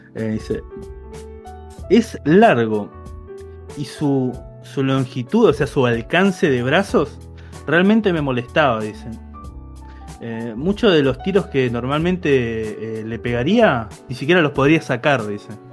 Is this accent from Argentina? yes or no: yes; Argentina; a Peña, que es mi pueblo